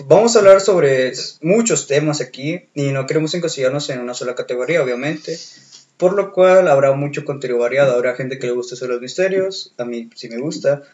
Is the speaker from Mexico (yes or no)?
yes; Monterrey, Nuevo León, Mexico; viví, nací, crecí y vivo actualmente en Monterrey